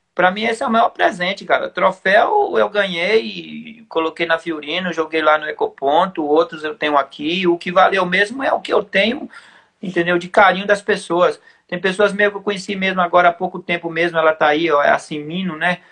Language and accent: Portuguese; São Paulo, Brazil; Eu falei, não, mas eu sou de lá